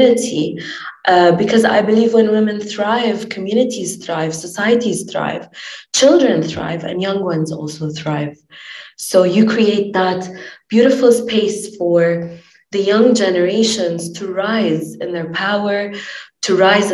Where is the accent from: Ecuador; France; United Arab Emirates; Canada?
United Arab Emirates; Dubai; also born or lived in Lebanon; I'm originally from Lebanon. I'm based in Dubai, born and raised in Dubai